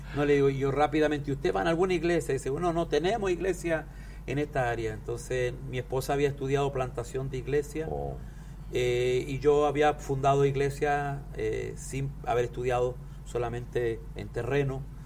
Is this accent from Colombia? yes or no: no; Chile; yo soy andino de Chile